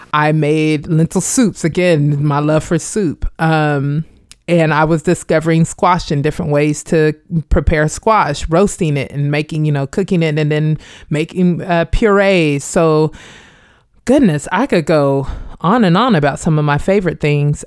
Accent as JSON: {"language": "English", "town": "Wichita", "region": "Kansas", "country": "United States", "tie": "born or raised there", "moved": "as an adult", "lives_now": "Hampton Roads, United States", "said": "growing up in Wichita, Kansas"}